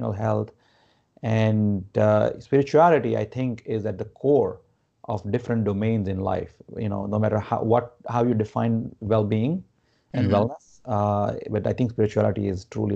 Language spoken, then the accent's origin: English; Gujarat, India; moved away; I grew up in India. India is considered the spiritual capital of the world. I'm not from like Varanasi, where, you know, which is considered the spirituality like center, epicenter, I would say. But I'm from Gujarat